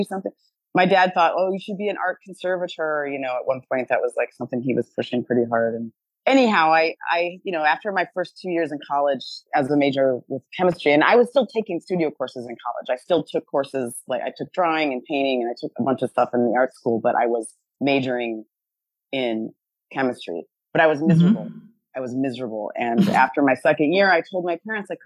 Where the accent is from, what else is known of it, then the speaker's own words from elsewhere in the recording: Dune Acres, Indiana, United States; So I grew up in the Midwest in the United States, not too far from Chicago in the state of Indiana. I grew up in a small township called Dune Acres